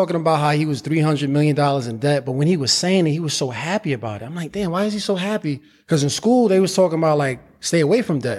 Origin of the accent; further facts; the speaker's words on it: New York City, New York, United States; also born or lived in Harlem; Well, I was born in Harlem, raised in the Bronx.